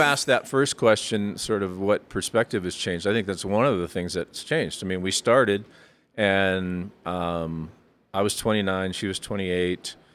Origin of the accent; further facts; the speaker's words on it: Fort Collins, Colorado, United States; also born or lived in Florida; now in Colorado Springs, United States; I grew up in Fort Collins